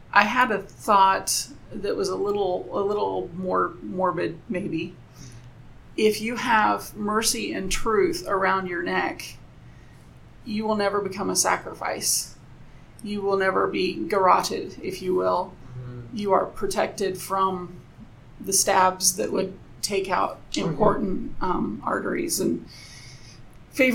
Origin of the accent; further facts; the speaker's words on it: United States; I'm American